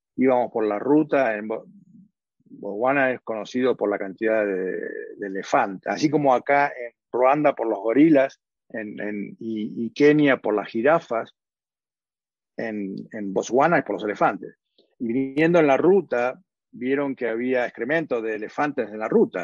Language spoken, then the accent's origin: Spanish; Argentina; moved away as an adult; also born or lived in Los Angeles / Edmonton / New York / Johannesburg; now in Kigali, Rwanda